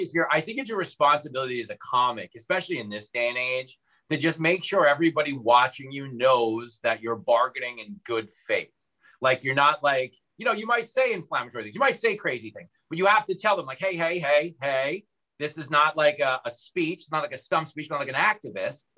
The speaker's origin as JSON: {"language": "English", "town": "Levittown", "region": "New York", "country": "United States", "tie": "born or raised there", "said": "I grew up in Levittown."}